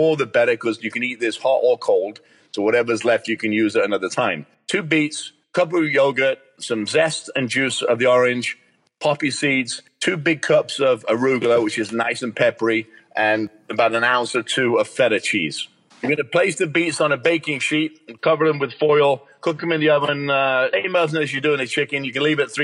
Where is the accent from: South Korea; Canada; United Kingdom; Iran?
United Kingdom; England; I'm English